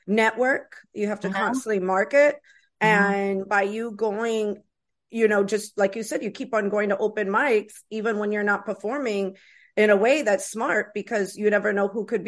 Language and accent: English; Tampa, Florida, United States; moved away; I grew up in a place called Tampa, Florida